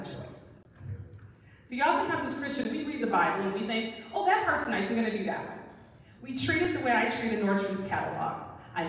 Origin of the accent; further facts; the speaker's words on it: Flint, Michigan, United States; I'm from Flint